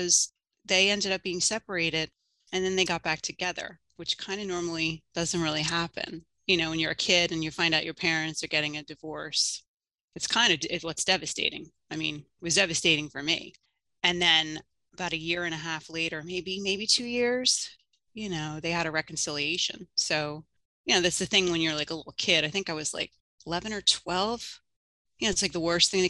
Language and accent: English; Drexel Hill, Pennsylvania, United States; I grew up outside of Philadelphia in Drexel Hill, PA.